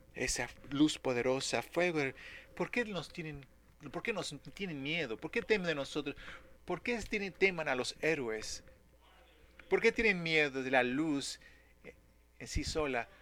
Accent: Dallas, Texas, United States; como niño creciendo en Dallas, Texas

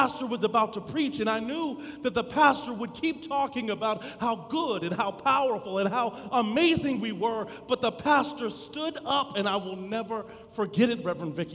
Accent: Dallas, Texas, United States; As a kid growing up in Dallas, Texas

